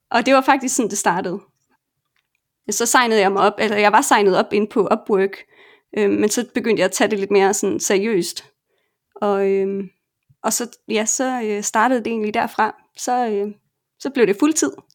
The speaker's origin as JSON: {"language": "Danish", "country": "Denmark", "also_born_or_lived": "Colombia / Argentina", "moved": "as an adult", "lives_now": "Barcelona, Spain", "said": "hjemme i Danmark"}